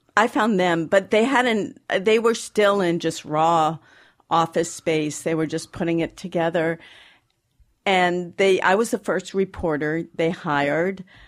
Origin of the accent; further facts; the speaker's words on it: Boston, Massachusetts, United States; I grew up in Boston